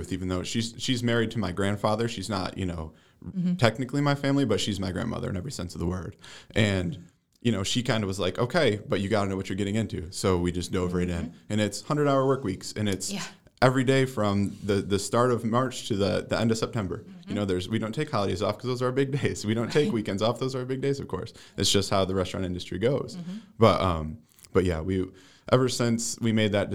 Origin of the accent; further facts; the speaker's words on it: Green Acres area, New York, United States; right here in my hometown with my family